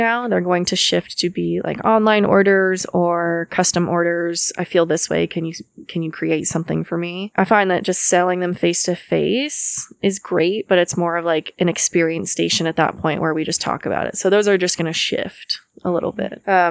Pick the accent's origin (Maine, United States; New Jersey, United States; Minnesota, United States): Maine, United States; moved away as an adult; I'm from Maine and I moved here about 10 years ago.